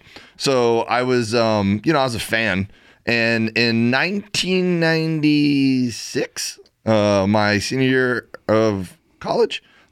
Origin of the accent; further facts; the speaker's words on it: Miami, Florida, United States; moved away as an adult; also born or lived in Auburn, Alabama; I went to school at Auburn, Alabama, right? Auburn University. So I grew up in Miami, Florida. So living in the South was foreign to me.